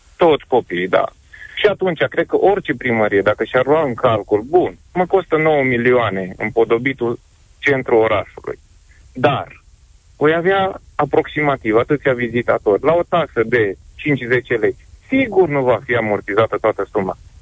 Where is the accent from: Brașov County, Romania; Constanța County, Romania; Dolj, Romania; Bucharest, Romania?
Brașov County, Romania; Brașov; Sunt din Brașov